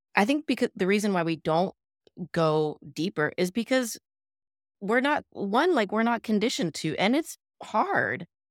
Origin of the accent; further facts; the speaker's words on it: Midwest, United States; moved away as an adult; also born or lived in Los Angeles, California; now in San Gabriel Valley, United States; Born in L A, lived in the San Gabriel Valley, moved to the Midwest when I was seven 'cause of my dad's job